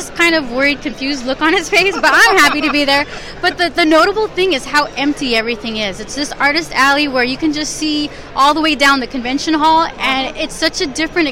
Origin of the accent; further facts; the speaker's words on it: San Diego, California, United States; We're from San Diego